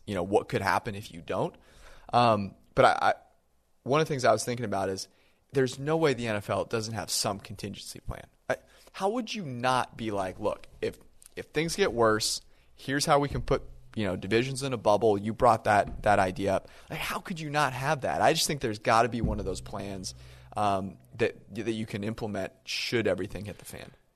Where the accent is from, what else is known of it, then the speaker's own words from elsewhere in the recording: Bay Area, California, United States; I was born in the Bay Area